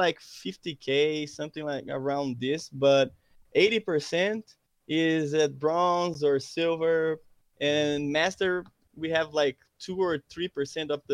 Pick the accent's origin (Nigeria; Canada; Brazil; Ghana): Brazil; also born or lived in São Paulo; I'm from Brazil